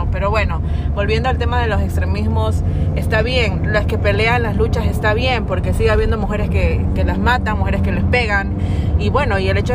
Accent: Machala, El Oro, Ecuador; soy machaleña

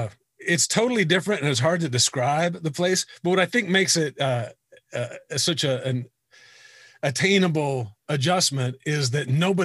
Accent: Greenwood, Indiana, United States; I'm from Greenwood, Indiana.

